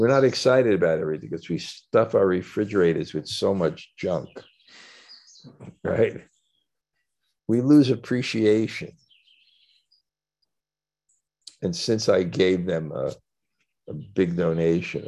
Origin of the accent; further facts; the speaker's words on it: New York City, New York, United States; I come from Brooklyn